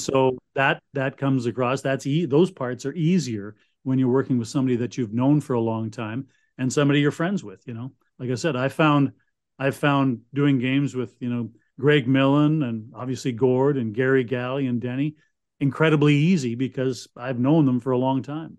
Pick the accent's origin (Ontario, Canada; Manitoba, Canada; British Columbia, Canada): Manitoba, Canada; Winnipeg; moved away as an adult; now in Ottawa, Canada; growing up in Winnipeg